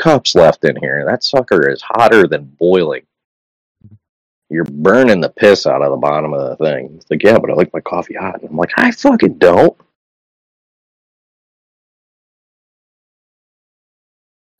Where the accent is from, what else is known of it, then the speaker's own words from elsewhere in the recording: New England, United States; I'm from New England